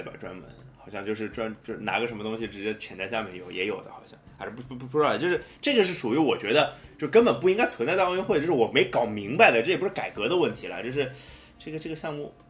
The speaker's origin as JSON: {"language": "Chinese", "country": "China", "said": "虽然我也是中国人"}